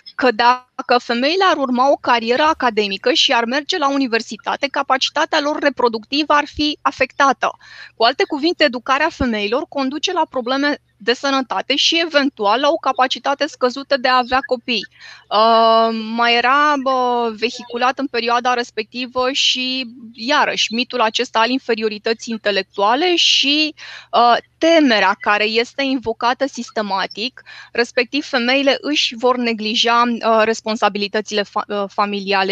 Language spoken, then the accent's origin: Romanian; Romania; m-am născut în România